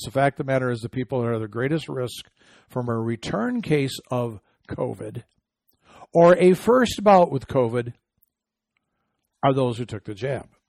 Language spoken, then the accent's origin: English; Michigan, United States; Home state of Michigan